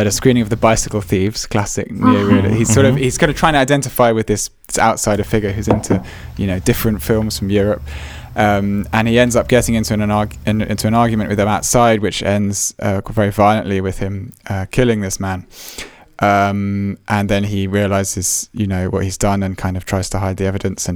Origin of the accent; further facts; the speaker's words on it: England, United Kingdom; As English people